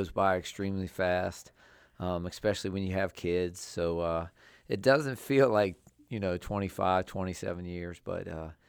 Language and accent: English; Waldorf, Maryland, United States; I had done several years of youth football back in Charles County. I grew up in the Waldorf area, and I started coaching youth football in probably like 1986.